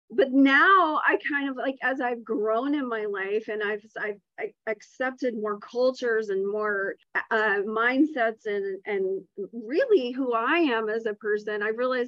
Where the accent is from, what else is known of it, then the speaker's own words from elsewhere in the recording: the South, United States; I'm also from the South.